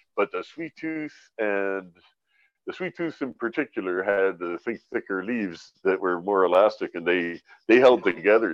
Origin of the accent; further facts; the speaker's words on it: London, Ontario, Canada; also born or lived in Vancouver; now in British Columbia, Canada; I was from London, Ontario, and I grew in Medway Creek